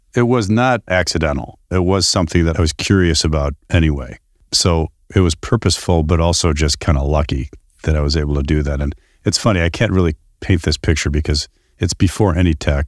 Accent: Chicago, Illinois, United States; also born or lived in Sunnyvale; now in Danville, United States; I grew up on the west side of Chicago

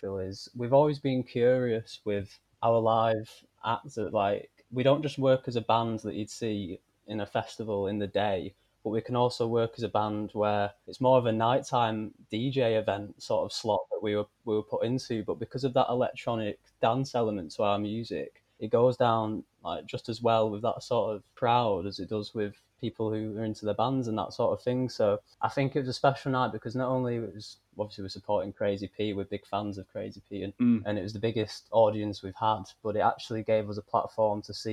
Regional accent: Bolton, North West England, United Kingdom; also born or lived in Salford; now in Manchester, United Kingdom; I'm from Bolton

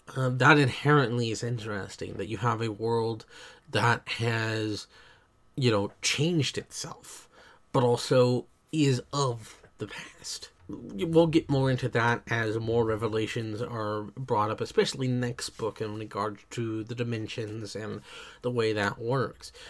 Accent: United States; I am American

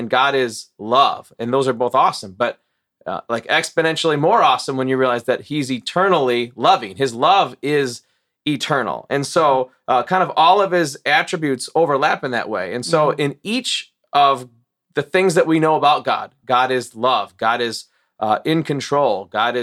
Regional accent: Morris, Illinois, United States; moved away as an adult; also born or lived in Chicago suburbs, Illinois / Wisconsin; I grew up in Morris, went to grade school through high school there

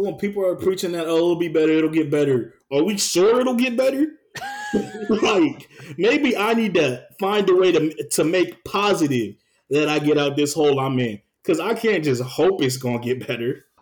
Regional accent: the South, United States; I'm definitely from the South. We were raised a little different than some other people

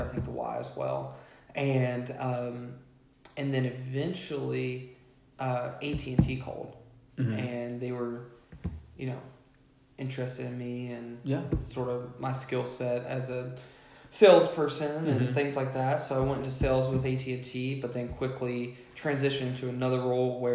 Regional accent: Central Kentucky, United States; grew up, 10, 15 minutes away

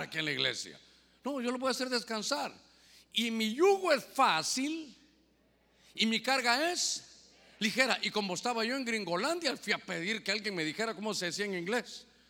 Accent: Guatemala; now in Honduras; Ahora soy catrapín, mitad catracho y mitad chapín

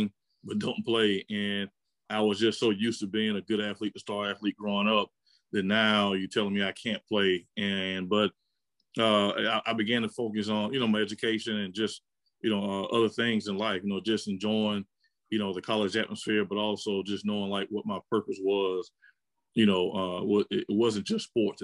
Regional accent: Pensacola, Florida, United States; I had a great experience growing up in Pensacola

